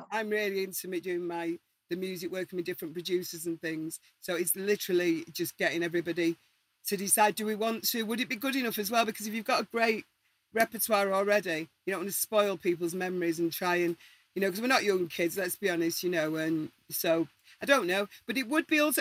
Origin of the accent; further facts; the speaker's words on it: Manchester, North West England, United Kingdom; we're all from Manchester or Salford